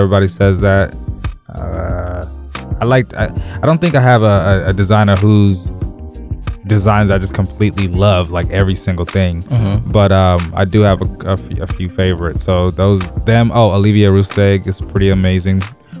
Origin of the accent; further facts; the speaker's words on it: Zimbabwe; moved away; also born or lived in England / Los Angeles / Texas / Massachusetts; I'm originally from Zimbabwe. That's a little bit above South Africa. Well, kind of right above South Africa.